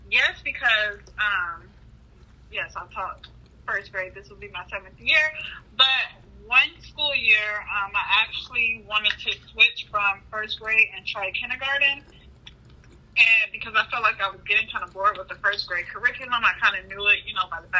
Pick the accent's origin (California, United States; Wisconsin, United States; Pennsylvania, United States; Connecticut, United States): California, United States; also born or lived in Memphis, Tennessee; now in Dallas, United States; I am from California, just relocated to the Dallas Fort Worth area with my husband. I have four children.